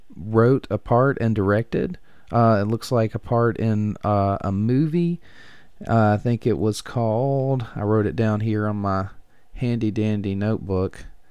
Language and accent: English; Mississippi Gulf Coast, United States; now in Natchez, United States; where I grew up around the Gulf Coast there, between the Gulf Coast and Mobile.